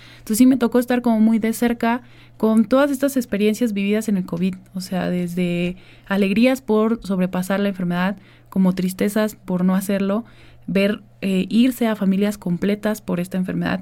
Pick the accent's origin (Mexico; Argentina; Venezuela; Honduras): Mexico; Xalapa, Veracruz; also born or lived in Tamiahua, Veracruz; desde muy pequeña vivo en la ciudad de Jalapa. Yo desde los dos años que estoy acá